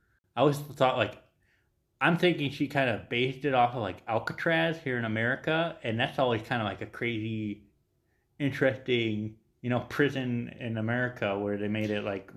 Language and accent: English; Ireland; I'm Irish